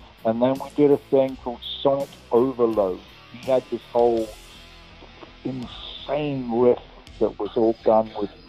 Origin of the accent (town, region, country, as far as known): England, United Kingdom; accent: English